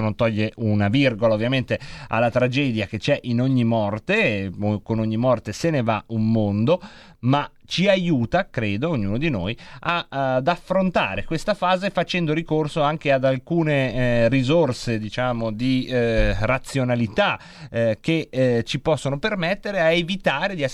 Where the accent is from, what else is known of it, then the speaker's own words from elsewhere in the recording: Bologna, Emilia-Romagna, Italy; I legnanesi li adoro anche se sono di Bologna